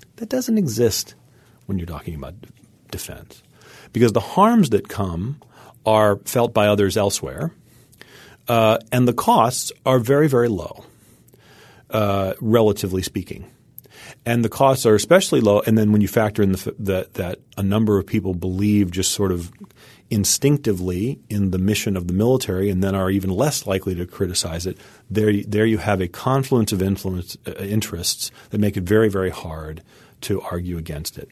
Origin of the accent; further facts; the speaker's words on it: United States; As an American